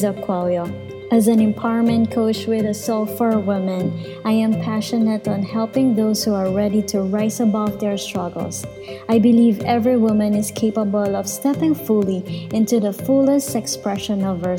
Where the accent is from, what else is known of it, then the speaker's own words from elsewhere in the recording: Philippines; I am from the Philippines